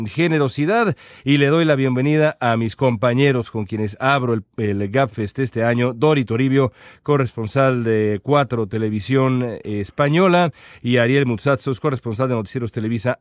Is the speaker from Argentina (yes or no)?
no; Mexico; now in Los Angeles, United States; nosotros que somos mexicanos